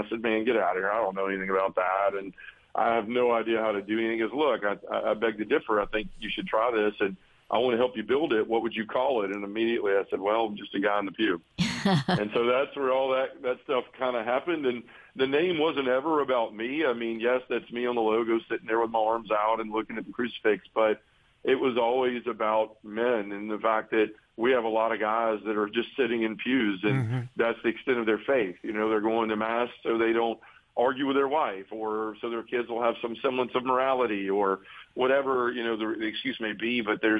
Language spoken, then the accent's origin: English; Memphis, Tennessee, United States; I was born and raised here in Memphis, you know, I still live here. Love the city.